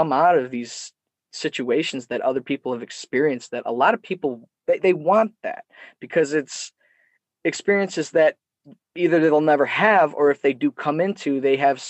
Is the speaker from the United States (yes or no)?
yes; Detroit, Michigan, United States; His storytelling about his youth in New York is so similar to my dad's stories and growing up in Metro Detroit